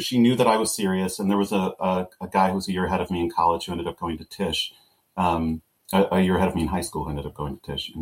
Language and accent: English; Webster, New York, United States; moved away as an adult; now in Chicago, United States; I am from upstate New York. I'm from the Rochester, New York area, a little suburb called Webster